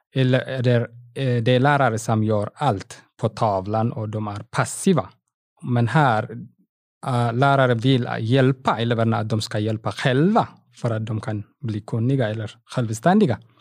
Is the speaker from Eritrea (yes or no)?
yes; Eritrea; Swedish is a second language; moved away as an adult; now in Ludvika, Sweden; jag var lärare, matte och fysiklärare i Eritrea på gymnasietnivå. När jag kom hit